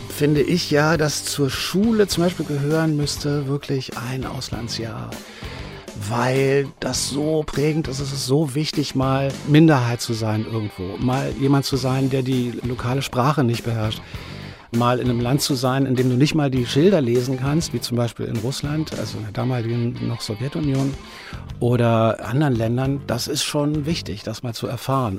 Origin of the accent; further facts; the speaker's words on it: Berlin, Germany; Ich bin ja so ein fauler Westberliner, das heißt, ich bin im Wedding geboren und seitdem lebe ich hier